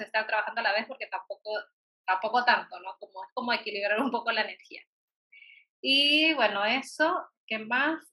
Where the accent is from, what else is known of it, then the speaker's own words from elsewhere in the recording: Peru; como buena peruana